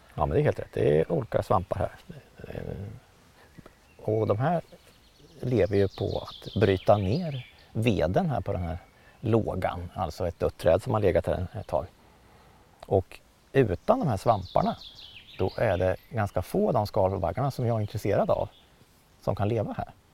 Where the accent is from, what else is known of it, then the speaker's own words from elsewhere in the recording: Motala, Östergötland, Sweden; i Motala kommun där jag växte upp